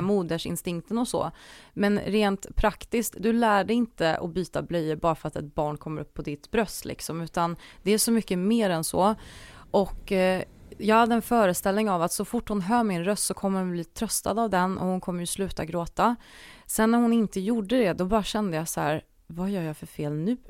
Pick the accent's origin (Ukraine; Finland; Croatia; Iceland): Croatia; now in Sweden; jag är ju född i Kroatien